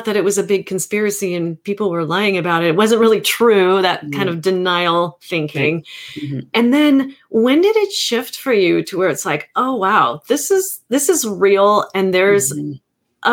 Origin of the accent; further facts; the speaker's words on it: Hawaii, United States; I am Hawaiian.